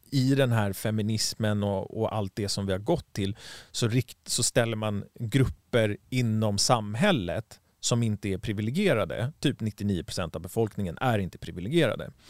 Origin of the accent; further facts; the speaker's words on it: Stockholm, Stockholm County, Sweden; moved away as an adult; Vi som är stockholmare, vi känner ju liksom att ah, vi, nu har inte jag bott i Sverige på 15 år nästan, så att jag känner inte mig som en stockholmare och jag känner mig inte som en svensk heller.